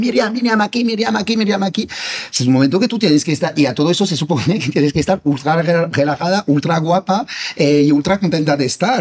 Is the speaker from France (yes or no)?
yes; France; Spanish is a second language; moved away as an adult; now in Spain; siendo francés y viviendo en España